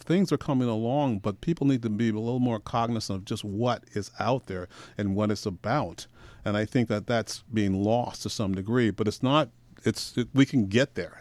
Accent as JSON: {"language": "English", "town": "Portland", "region": "Oregon", "country": "United States", "tie": "born or raised there", "also_born_or_lived": "Birmingham, Alabama", "lives_now": "Astoria, United States", "said": "I was raised in Portland"}